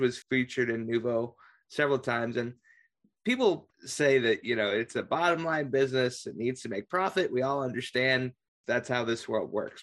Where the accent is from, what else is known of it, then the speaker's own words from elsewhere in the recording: Carmel, Indiana, United States; I'm originally from Carmel